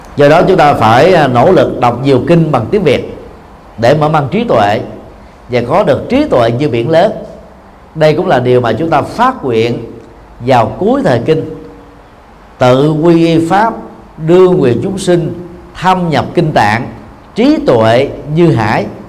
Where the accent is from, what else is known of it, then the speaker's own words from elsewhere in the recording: Vietnam; người Việt Nam chúng ta